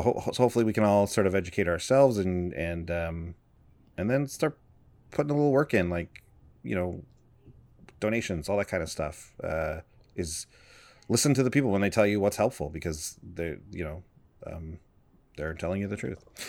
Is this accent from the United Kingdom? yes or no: no; Canada; we're from Canada